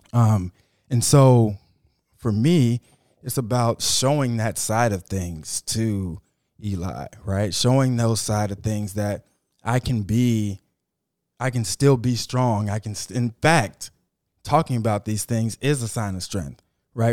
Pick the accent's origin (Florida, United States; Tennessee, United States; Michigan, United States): Florida, United States; Miami; I'm from Miami